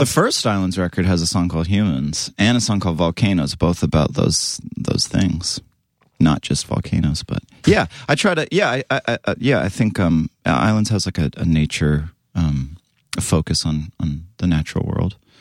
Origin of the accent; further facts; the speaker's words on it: near Vancouver, British Columbia, Canada; I grew up in Canada, West Co-, like, it's kinda near Vancouver